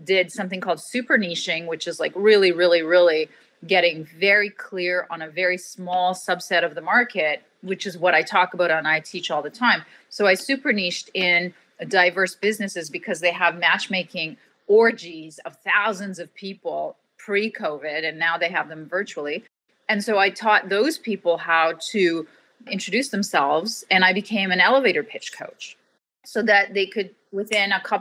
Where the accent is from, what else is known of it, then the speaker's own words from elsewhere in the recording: Canada; I always say I'm Canadian. We're nice. I'm Canadian Turkish